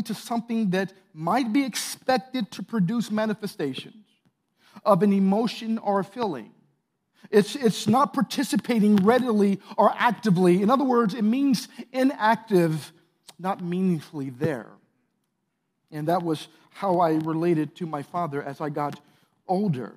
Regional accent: St. Louis, Missouri, United States; I grew up in St. Louis, Missouri

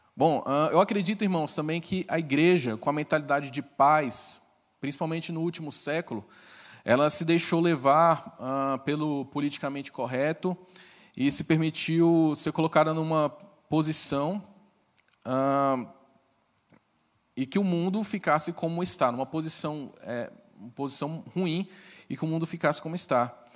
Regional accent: Brasília, Federal District, Brazil; Eu sou brasiliense.

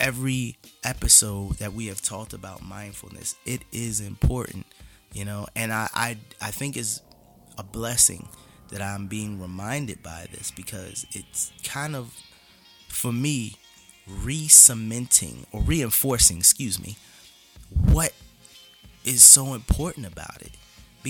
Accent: Philadelphia, Pennsylvania, United States; I grew up very differently in North Philly

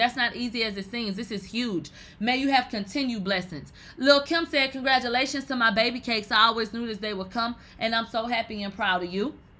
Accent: New York, United States; I came from the strip club and I'm from New York.

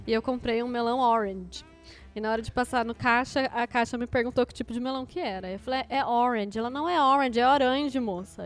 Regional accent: Brazil; como brasileiro, a gente tende a acrescentar uma sílaba nas palavras em inglês

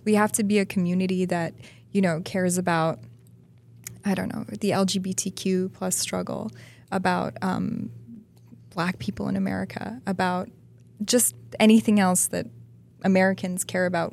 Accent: Toronto, Ontario, Canada; moved away as an adult; now in Los Angeles, United States; I'm from Toronto

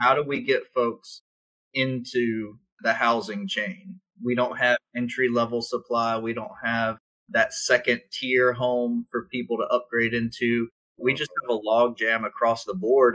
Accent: South Carolina, United States; I grew up in South Carolina when textiles left the state, when the Navy left Charleston

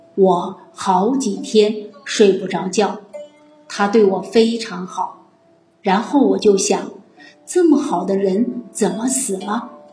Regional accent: Fujian, China; accent: Minnan; 我今天讲闽南话讲得比较多，因为我今天收到消息，我们闽南张普教育局局长

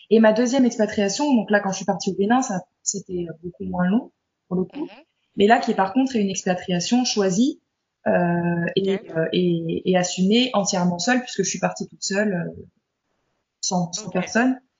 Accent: France; je suis, je suis française, bon, d'origine, hein.

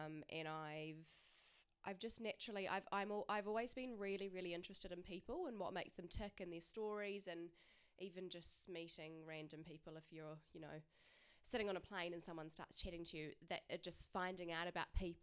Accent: Christchurch, Canterbury, New Zealand; being back home and being in Christchurch, is I'm from Christchurch

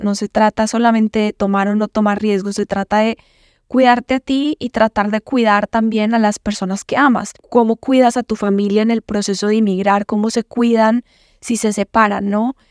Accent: Medellín, Antioquia, Colombia; accent: paisa; moved away as an adult; also born or lived in Mexico; now in United States; Yo soy de Medellín, de Colombia, súper orgullosa de ser colombiana, de ser de Medellín, paisa como le dicen. Y nada, crecí en una familia muy unida

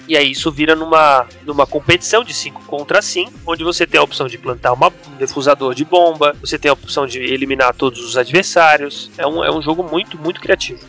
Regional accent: Florianópolis, Santa Catarina, Brazil; sou de Florianópolis, Santa Catarina, e eu viajei praticamente o estado inteiro

